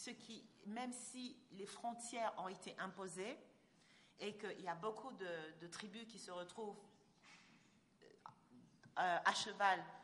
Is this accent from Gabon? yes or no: yes; Gabon; D'abord, ce n'est pas, pas le même accent, et puis voilà, on est Gabonais, on n'est pas Camerounais, faut pas exagérer.